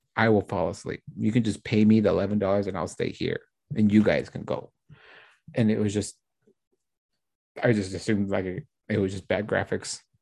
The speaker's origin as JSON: {"language": "English", "region": "Utah", "country": "United States", "also_born_or_lived": "Florida / Washington", "said": "I'm from Utah"}